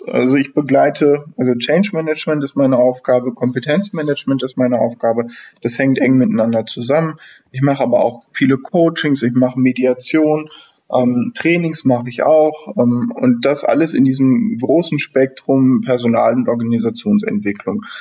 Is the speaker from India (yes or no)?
no; Northern Germany, Germany; Ähm, ja, ich bin aus Norddeutschland ursprünglich … bin jetzt ähm, 36 Jahre alt